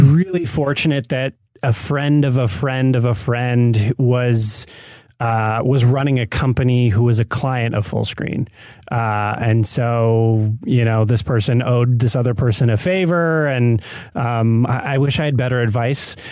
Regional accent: Michigan, United States; moved away as an adult; also born or lived in New York; now in Los Angeles, United States; growing up in Michigan and then spending some years in, in New York

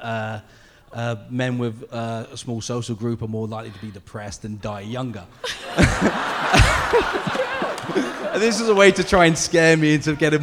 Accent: England, United Kingdom; also born or lived in South Korea; now in Seattle, United States; I'm originally from England, so this is my first time in America.

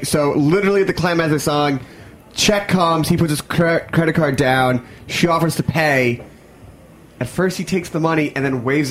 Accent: Philadelphia, Pennsylvania, United States; we're from Philadelphia, so this is a very Philly-centric trip.

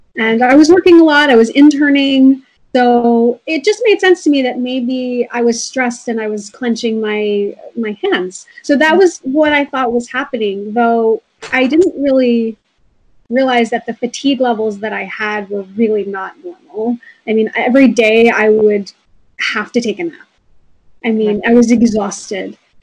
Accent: Rockland County, New York, United States; also born or lived in Brooklyn, New York; I was raised mostly in Rockland County and I grew up on an organic farm

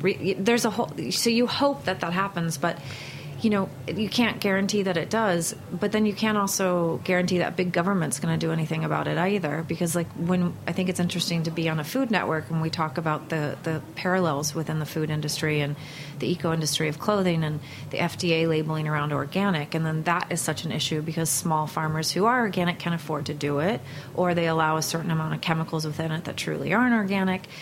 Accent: Northern California outside Berkeley, United States; I grew up in Northern California outside Berkeley

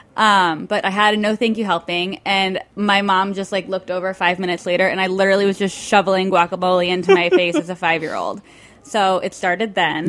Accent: Tucson, Arizona, United States; I grew up in Arizona with like all the guacamole in the world.

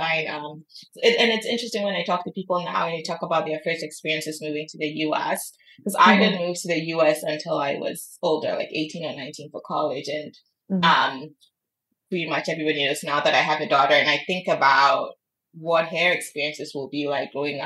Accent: Accra, Greater Accra, Ghana; I grew up in Kolobo because my mom was a doctor

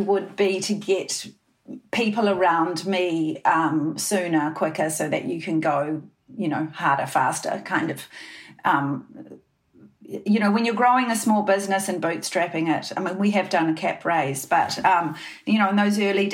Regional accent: New Zealand; we're two girls from New Zealand.

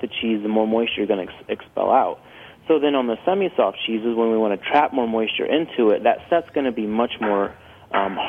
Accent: Ohio, United States; We're from Ohio

